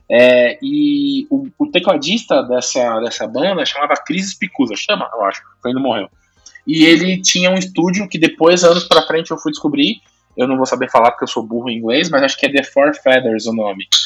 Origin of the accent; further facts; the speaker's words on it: Brazil; a gente é brasileiro